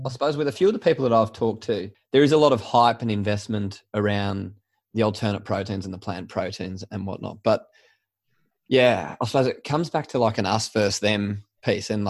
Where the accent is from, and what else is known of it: Sydney, New South Wales, Australia; born or raised there